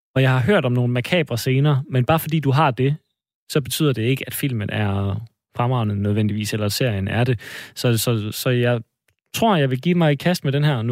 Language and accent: Danish; Odense, Southern Denmark, Denmark; vi er begge to fra Fyn. Vi er, begge to fra Odense, men, øh, men fra Fyn